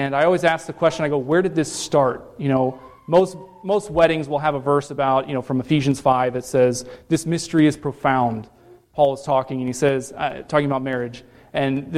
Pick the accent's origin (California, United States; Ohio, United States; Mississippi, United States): Ohio, United States; Cincinnati; also born or lived in Columbus, Ohio; I grew up in Cincinnati, born and raised there, and then I moved up to Columbus for college